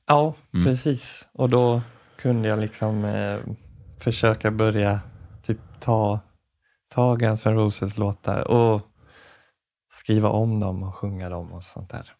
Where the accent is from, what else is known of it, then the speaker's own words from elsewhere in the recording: Jönlanda, Västra Götaland, Sweden; moved away; hemma i Jönlanda